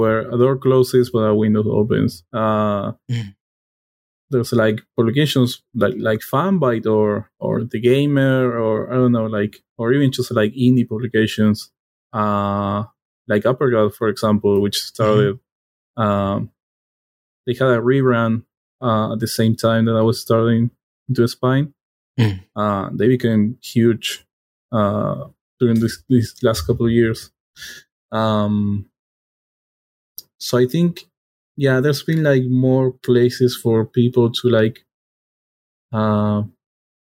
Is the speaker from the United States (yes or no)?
no; Argentina; first language Spanish; English is a second language; I was born in Argentina. Like my native language is Spanish, not English.